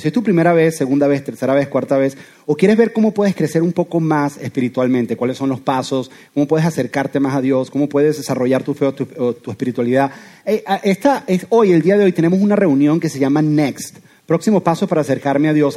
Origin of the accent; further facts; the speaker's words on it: Venezuela; now in Doral, United States; soy venezolano